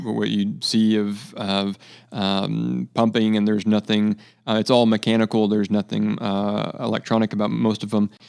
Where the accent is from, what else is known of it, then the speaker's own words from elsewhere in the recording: near Parkfield, California, United States; moved away; I'm from California. Uh, I grew up about forty-five miles away from Parkfield